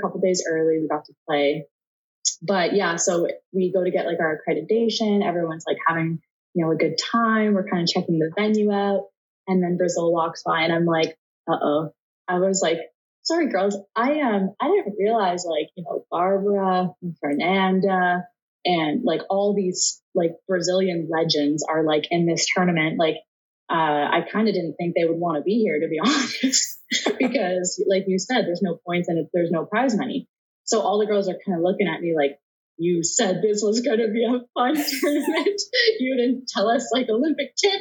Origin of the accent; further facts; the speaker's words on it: Canada; being Canadian